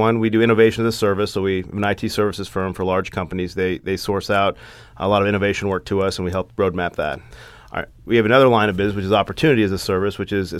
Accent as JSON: {"language": "English", "region": "Kentucky", "country": "United States", "tie": "born or raised there", "moved": "as an adult"}